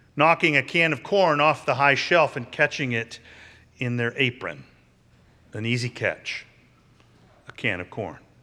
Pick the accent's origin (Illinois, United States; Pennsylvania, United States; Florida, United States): Pennsylvania, United States; Pittsburgh; now in Philadelphia, United States; When I was growing up in Pittsburgh